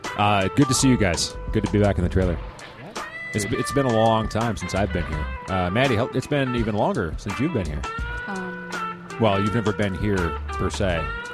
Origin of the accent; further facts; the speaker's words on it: Tacoma, Washington, United States; now in Portland, United States; I grew up in Tacoma